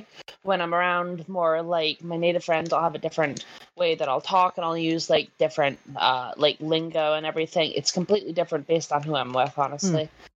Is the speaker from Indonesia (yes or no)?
no; Canada; accent: Métis; My Métis accent comes through a lot with, like, the, you know, when I'm always, like, saying, when I finish up stuff, I'm like, oh, you know, or something like that. That's very native.